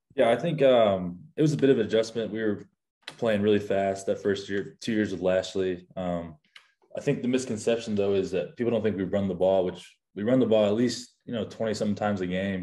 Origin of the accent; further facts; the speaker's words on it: Keller, Texas, United States; I'm born and raised in Keller, Texas